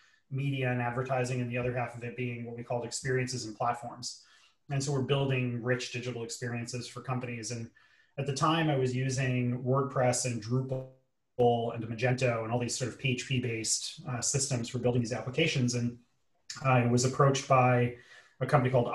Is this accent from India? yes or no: no; New York City, New York, United States; I grew up in New York City to what we call in the US a blue collar family